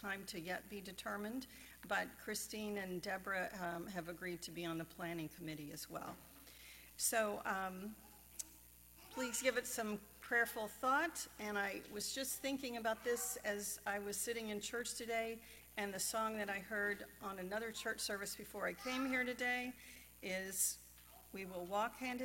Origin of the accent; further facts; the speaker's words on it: Madisonville, Kentucky, United States; now in Marin County, United States; That Madisonville was my hometown.